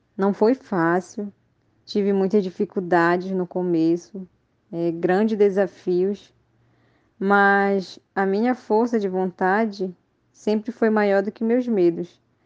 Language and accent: Portuguese; Quilombo Murumuru, Pará, Brazil; sou do Quilombo Murumuru